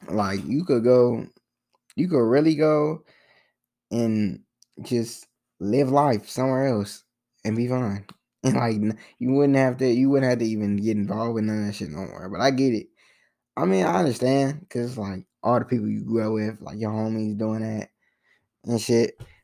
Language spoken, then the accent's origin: English; Philadelphia, Pennsylvania, United States; born there; Like, I was born in Philly bus. I don't know the... I don't know the name of the bus.